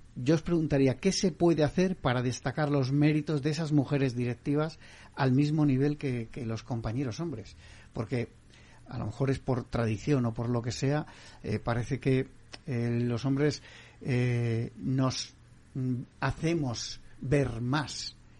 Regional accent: Basque Country, Spain; mi tierra, Valenciaga

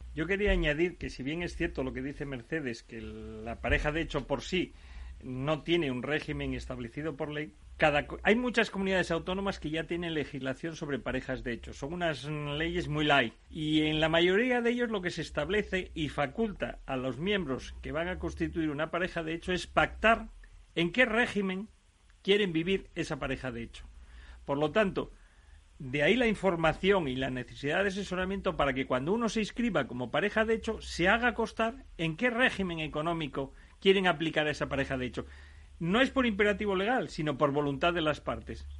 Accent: Asturias, Spain; que soy asturiano

